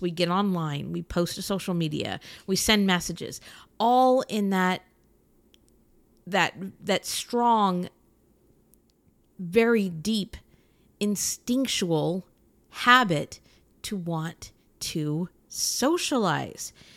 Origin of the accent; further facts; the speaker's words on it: United States; I'm an American